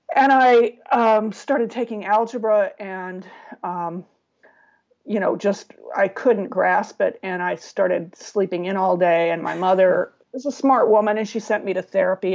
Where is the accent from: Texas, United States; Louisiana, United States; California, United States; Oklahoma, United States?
California, United States; San Diego; I grew up in San Diego